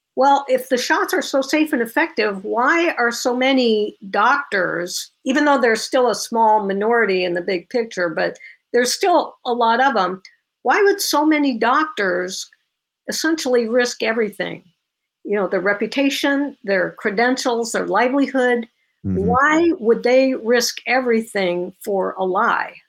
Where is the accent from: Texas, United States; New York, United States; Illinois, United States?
Illinois, United States; I was born and raised in Illinois.